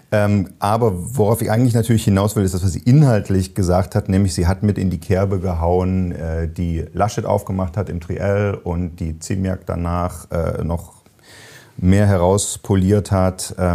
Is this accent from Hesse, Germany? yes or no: yes; Frankfurt, Hesse, Germany; Also als Frankfurter darf man das.